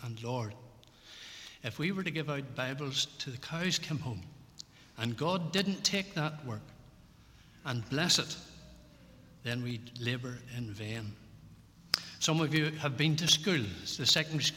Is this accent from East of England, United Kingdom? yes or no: no; Belfast, Northern Ireland, United Kingdom; moved away; I grew up in Ballyhackamore, down there in Holland Gardens